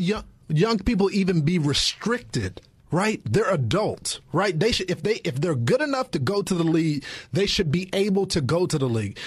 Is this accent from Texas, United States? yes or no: yes; Texas, United States; I'm from Texas and it's a football state